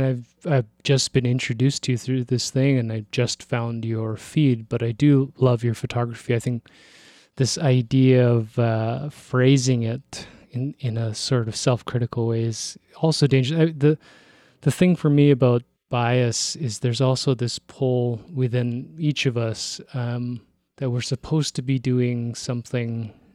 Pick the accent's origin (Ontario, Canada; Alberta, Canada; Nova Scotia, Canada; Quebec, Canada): Ontario, Canada; Toronto; I was born in Toronto, but my parents are Korean.